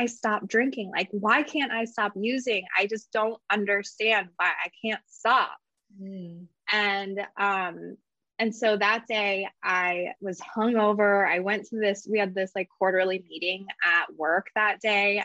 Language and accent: English; Napa Valley, California, United States; I grew up in the Napa Valley.